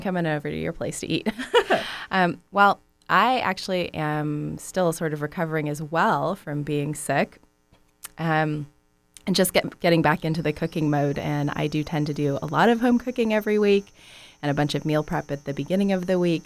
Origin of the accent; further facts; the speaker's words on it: San Francisco Bay Area, California, United States; moved away as an adult; now in Southern California, United States; growing up in the San Francisco Bay Area